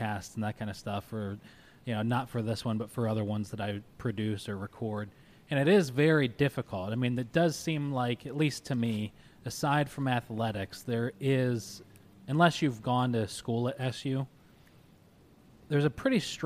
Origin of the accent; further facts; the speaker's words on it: Syracuse, New York, United States; we're from Syracuse. I'm from Syracuse